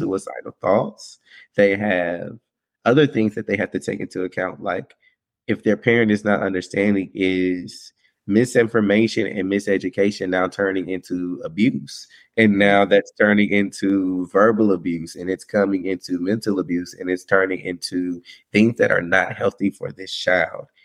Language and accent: English; Winston-Salem, North Carolina, United States; I'm from Winston-Salem, North Carolina. Um, so from a nice little small town.